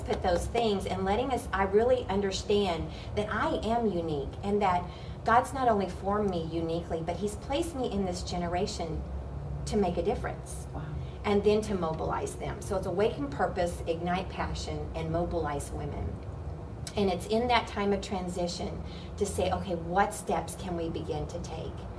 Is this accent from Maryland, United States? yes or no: no; Oklahoma, United States; I grew up in Oklahoma and I was around cows and horses